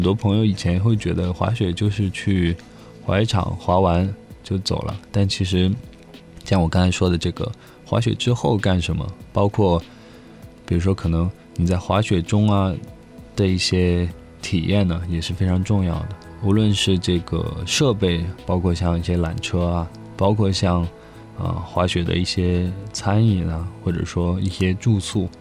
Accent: China; also born or lived in Grenoble, France; 中国其实有个特色，就是我们做什么事情都非常快

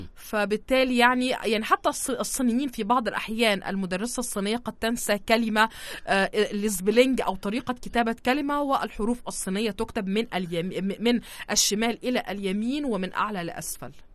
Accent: Egypt; عندنا في مصر

